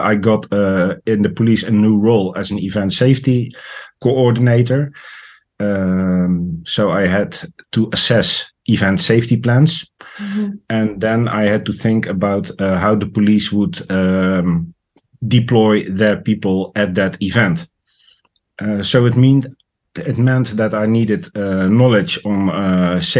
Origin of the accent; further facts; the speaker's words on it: Netherlands; I am from the Netherlands